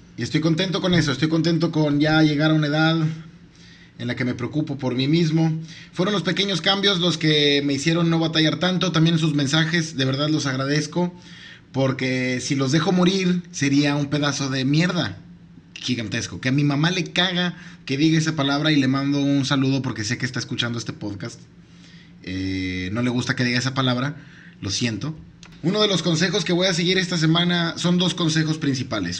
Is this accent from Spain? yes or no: no; Mexico; soy mexicano